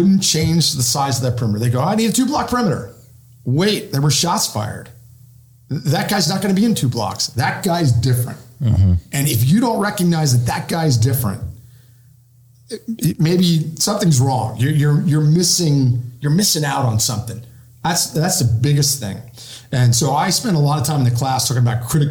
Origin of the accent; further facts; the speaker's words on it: Pennsylvania, United States; moved away; my home state of Pennsylvania